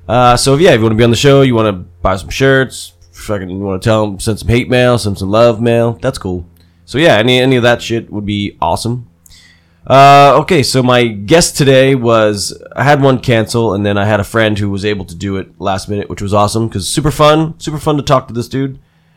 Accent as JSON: {"language": "English", "region": "New Jersey", "country": "United States", "moved": "yes", "lives_now": "California, United States", "said": "I'm like right on the border of Pennsylvania and New Jersey, so it's like right on the Delaware River."}